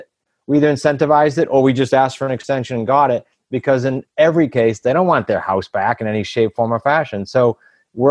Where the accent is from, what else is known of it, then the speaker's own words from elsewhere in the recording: New England, United States; we're from New England